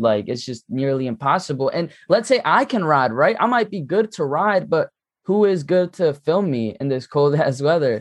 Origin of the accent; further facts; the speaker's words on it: Philadelphia, Pennsylvania, United States; I'm from Philly